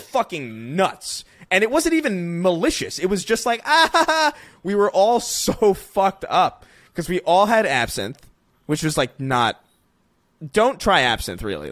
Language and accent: English; New York, United States; growing up in New York